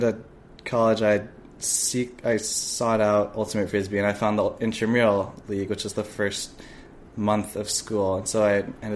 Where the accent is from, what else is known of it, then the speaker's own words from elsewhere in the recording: Portland, Oregon, United States; moved away as an adult; now in Los Angeles, United States; I'm from Portland, Oregon.